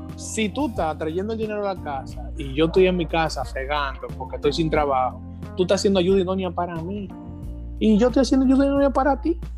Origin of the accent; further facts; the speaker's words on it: Dominican Republic; nosotros tenemos un remanente en este país somos una gran cantidad de, cristianos, hijos de Dios, que somos residentes de República Dominicana